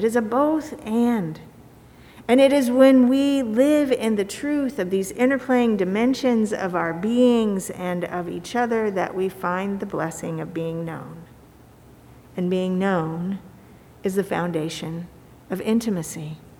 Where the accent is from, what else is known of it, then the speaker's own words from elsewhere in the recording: Kansas, United States; I'm from Kansas. I'm from God. I'm from a people of faith called Epworth